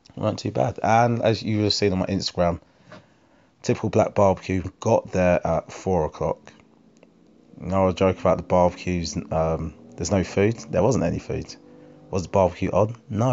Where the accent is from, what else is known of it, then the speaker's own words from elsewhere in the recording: Essex, East of England, United Kingdom; I'm black. I'm from Essex